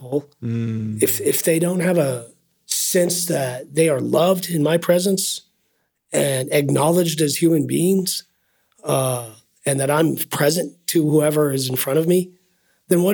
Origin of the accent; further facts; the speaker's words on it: United States; as an American